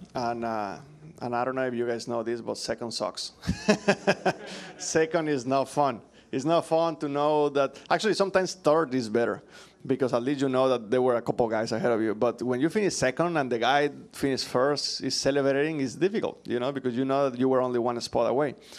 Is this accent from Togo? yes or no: no; Mexico; English is a second language; moved away as an adult; now in United States